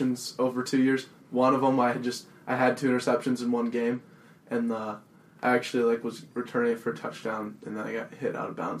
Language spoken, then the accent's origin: English; Denver, Colorado, United States; I'm from Denver, Colorado. Went to Regis Jesuit High School